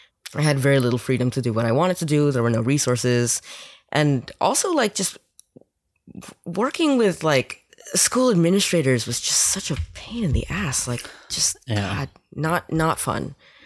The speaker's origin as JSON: {"language": "English", "region": "New York", "country": "United States", "tie": "born or raised there", "lives_now": "Westchester, United States", "said": "Well, I grew up in New York."}